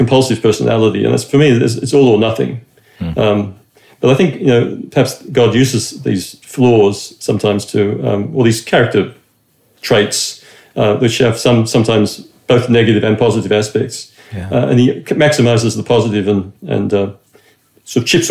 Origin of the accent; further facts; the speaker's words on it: Australia; I'm Australian. I grew up in a Roman Catholic, in a son of a Roman Catholic father